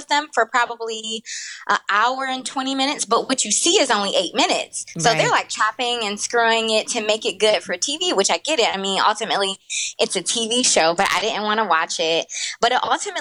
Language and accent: English; Detroit, Michigan, United States; moved away as an adult; also born or lived in Brooklyn, New York; I'm originally from Detroit. I grew up in Detroit